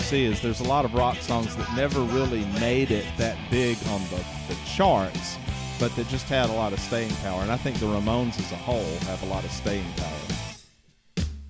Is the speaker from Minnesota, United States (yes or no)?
no; Atlanta, Georgia, United States; growing up in Atlanta